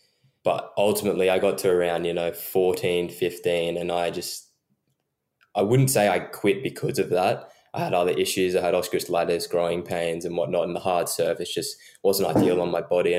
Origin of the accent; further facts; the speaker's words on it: Brisbane, Queensland, Australia; also born or lived in Newcastle, Australia / Sydney, Australia; I had my first 6 years here in Sydney, born in Newcastle. So, yeah, we moved to Brisbane when I was, about six. Started off grade one. Had your average childhood, I guess. Bit different to Sydney, though. Bit of a smaller city.